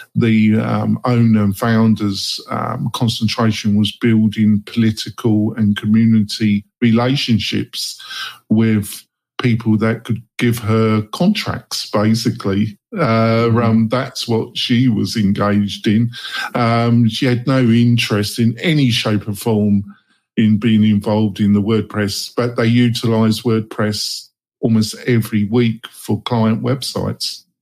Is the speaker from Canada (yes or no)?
no; England, United Kingdom; moved away; obviously I'm English, I'm originally from England